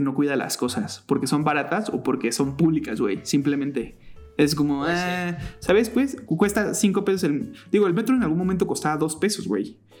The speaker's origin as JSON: {"language": "Spanish", "region": "State of Mexico", "country": "Mexico", "tie": "born or raised there", "said": "crecí en el Estado de México, nací en la Ciudad de México, pero en realidad crecí toda mi vida en el Estado de México"}